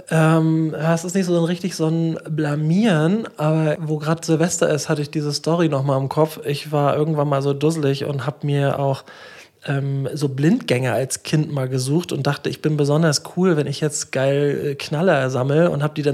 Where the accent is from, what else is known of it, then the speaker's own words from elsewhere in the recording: Schwerin, Mecklenburg-Vorpommern, Germany; Das esse ich also immer, wenn ich in meine Heimat fahre, nach Schwerin so gerne.